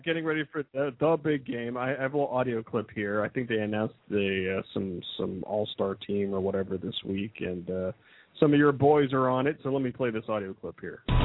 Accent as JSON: {"language": "English", "region": "Midwest", "country": "United States", "said": "I'm from the Midwest"}